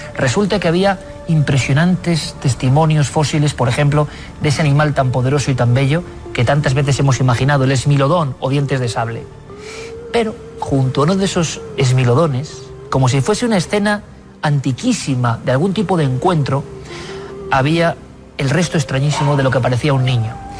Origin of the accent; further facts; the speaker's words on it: Spain; los españoles habíamos querido ir de listos